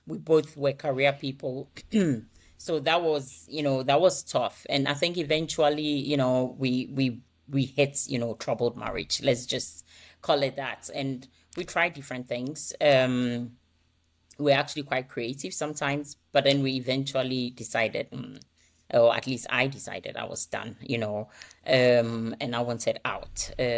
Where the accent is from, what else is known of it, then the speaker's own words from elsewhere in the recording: Ghana; also born or lived in United States / United Kingdom; now in Denmark; So my accent is, it's a combination of things everywhere, but originally I come from Ghana. I have lived a bit in the U.S. I've been in UK, and I think recently I spent a lot of my time here in Denmark.